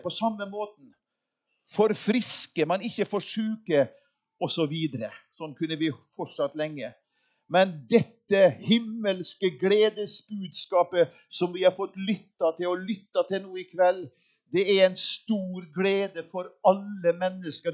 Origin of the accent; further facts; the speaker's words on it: Molde, Møre og Romsdal, Norway; jeg er jo yngst av fem brødre. Og hjemme i Molde